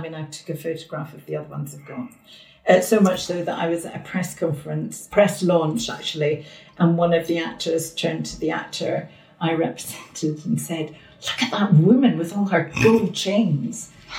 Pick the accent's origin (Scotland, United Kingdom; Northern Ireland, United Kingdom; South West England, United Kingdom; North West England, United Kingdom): Scotland, United Kingdom; Edinburgh; moved away as an adult; also born or lived in Glasgow; now in London, United Kingdom; so I grew up in Edinburgh, went to Glasgow University, then lived in Glasgow for 10 years before I moved to London.